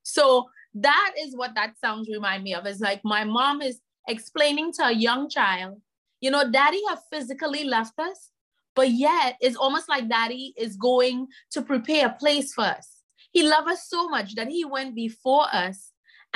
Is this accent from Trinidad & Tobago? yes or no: yes; Trinidad & Tobago; now in United States; I'm originally from Trinidad and Tobago, and knowing how my culture deals with debt